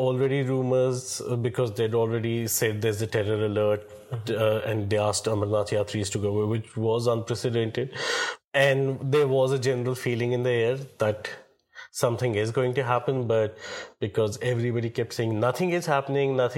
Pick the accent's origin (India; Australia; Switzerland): India; Srinagar, Jammu and Kashmir; moved away as an adult; also born or lived in Birmingham; now in Mumbai, India; I'm from Srinagar. I was born in Srinagar, brought up in Srinagar